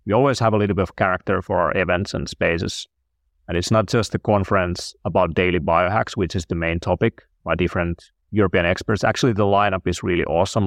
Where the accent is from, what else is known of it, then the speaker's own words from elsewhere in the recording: Finland; I'm from Finland